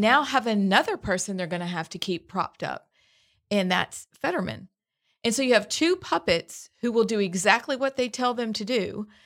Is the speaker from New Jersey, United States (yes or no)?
no; Pennsylvania, United States; now in Alabama, United States; I'm from Pennsylvania.